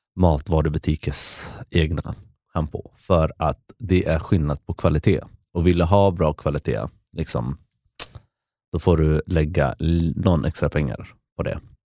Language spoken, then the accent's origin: Swedish; Västerås, Västmanland, Sweden; moved away as an adult; now in Lisbon, Portugal; jag växte upp i Västerås